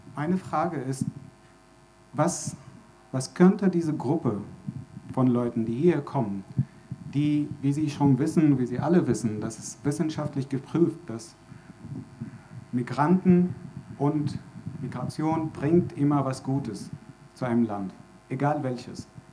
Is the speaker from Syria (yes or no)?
yes; Syria; German is a second language; moved away as an adult; now in Germany; Ich komme aus Syrien. Ich wohne hier seit dreieinhalb Jahren